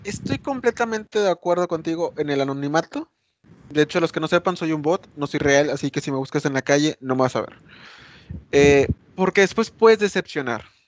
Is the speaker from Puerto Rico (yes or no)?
no; Mexico; ya sabes cómo somos los mexicanos